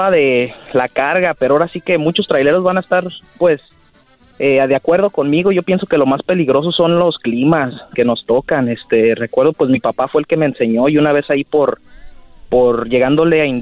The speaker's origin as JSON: {"language": "Spanish", "town": "Zamora", "region": "Michoacán", "country": "Mexico", "said": "De Zamora, Michoacán."}